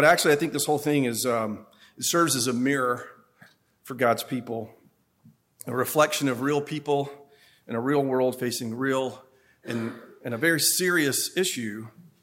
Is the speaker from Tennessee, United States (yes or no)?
yes; Upper East Tennessee, United States; I'm from Upper East Tennessee. I'm from the mountains. I'm proud